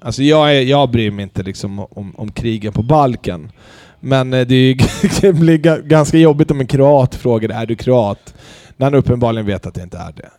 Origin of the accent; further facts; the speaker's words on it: Sweden; Jag är född i Sverige.